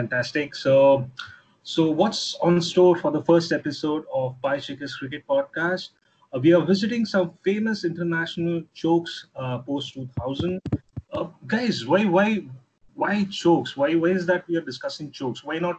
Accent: Hyderabad, Telangana, India; I am from Hyderabad.

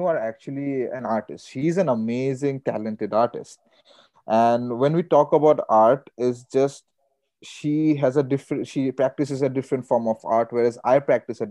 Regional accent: India; I'm Indian

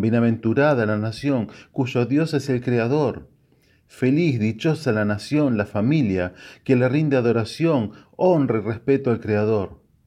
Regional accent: Argentina; como todo argentino

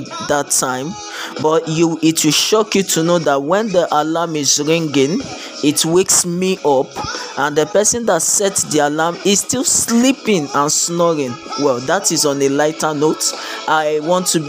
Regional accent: Lagos, Nigeria; I am a Nigerian. I grew up in the city of Lagos

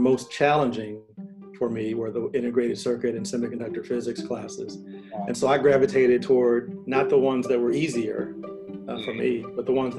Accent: St. Louis, Missouri, United States; now in Davis, United States; St. Louis, my hometown

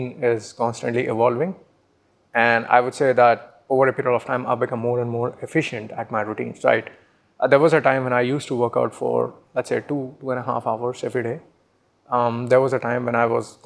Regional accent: Pulaha, Madhya Pradesh, India; moved away as an adult; now in Pune, India; I come from Pulaha, which is a small village in the middle of Madhya Pradesh

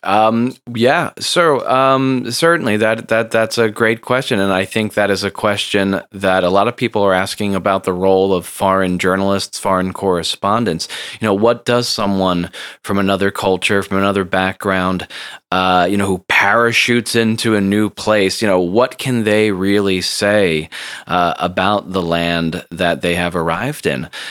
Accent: United States; also born or lived in Seoul, South Korea / New Jersey; I am an American multimedia journalist and educator.

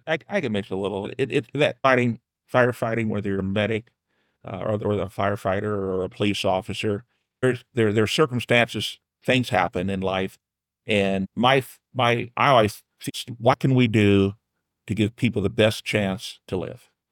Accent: New Haven, Indiana, United States; I grew up on Hartshell Road, right between twenty-four and, uh, thirty there in New Haven

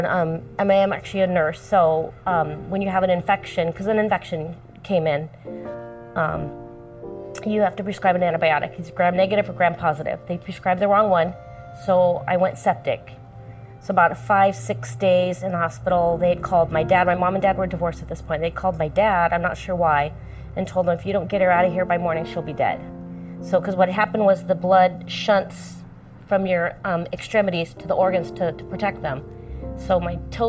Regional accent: Chino, California, United States; Chino, California

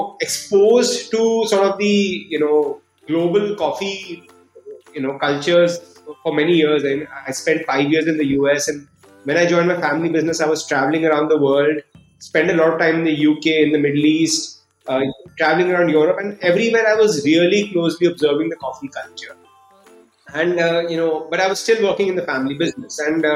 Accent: Delhi, India; also born or lived in United States; I grew up in Delhi, did my schooling in Delhi

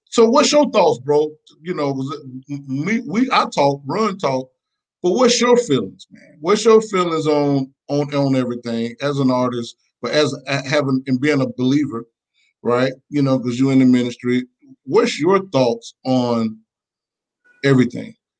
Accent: Macon, Georgia, United States; originally from Macon, Georgia

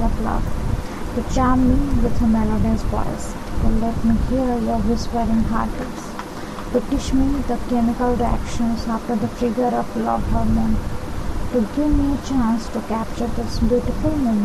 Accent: Bhubaneswar, Odisha, India; also born or lived in Kolkata; I am from Bhubaneswar, Odisha

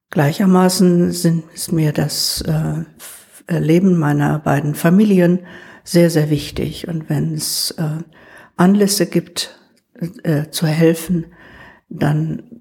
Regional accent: Wrocław, Lower Silesian Voivodeship, Poland; born there; Ich bin keine Hannoveranerin, sondern ich stamme aus Schlesien. Ich bin in Breslau geboren

